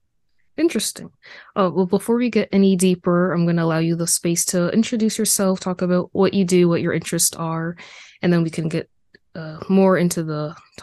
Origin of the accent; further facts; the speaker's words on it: United States; I am a first generation American. My parents were born in West Africa and Ivory Coast, and I was born in America.